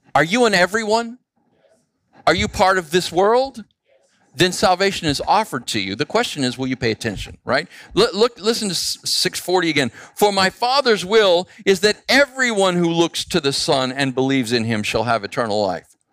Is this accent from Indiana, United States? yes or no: no; Phoenix, Arizona, United States; I grew up in Phoenix